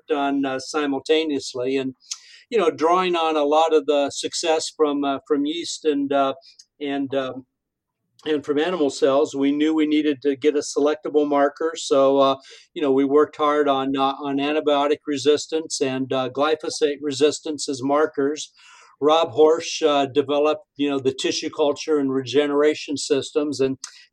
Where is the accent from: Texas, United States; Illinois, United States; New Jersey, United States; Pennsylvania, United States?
Illinois, United States; Wellington; moved away; also born or lived in Hoopeston, Illinois; I'm from Hoopston, because it had a few thousand people